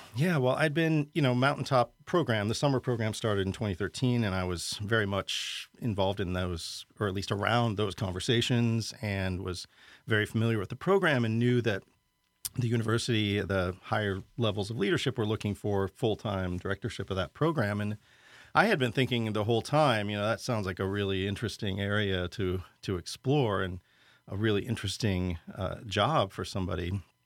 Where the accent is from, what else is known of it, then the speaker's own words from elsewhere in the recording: Lincoln, Nebraska, United States; moved away as an adult; also born or lived in St. Louis / New York City; finally left my hometown of Lincoln, Nebraska, which was a good thing, but, you know, no problems growing up there